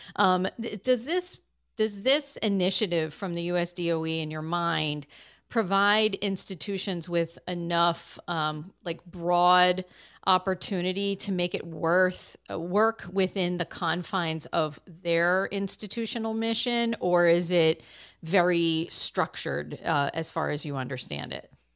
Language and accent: English; Massachusetts, United States; my home state of Massachusetts